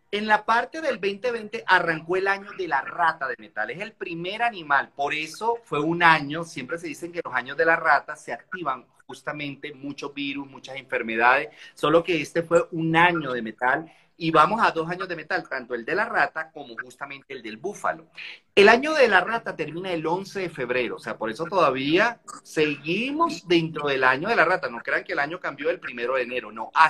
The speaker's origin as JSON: {"language": "Spanish", "country": "Colombia", "said": "yo de nacionalidad soy colombiano y yo me acuerdo que yo en Colombia viví toda la época del narcotráfico, viví toda la época de..."}